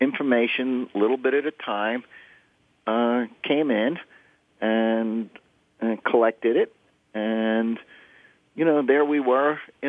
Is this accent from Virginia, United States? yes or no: no; Houston, Texas, United States; I'm from Texas.